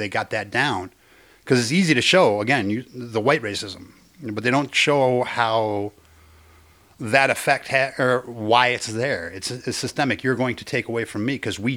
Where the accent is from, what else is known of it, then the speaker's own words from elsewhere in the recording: United States; I grew up in Mexican areas, and I'm Mexican